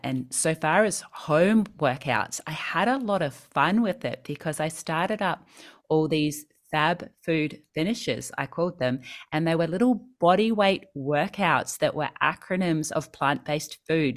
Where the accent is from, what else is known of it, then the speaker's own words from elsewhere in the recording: New Zealand; moved away as an adult; now in Sydney, Australia; I grew up in New Zealand. I moved to Sydney when I was twenty-one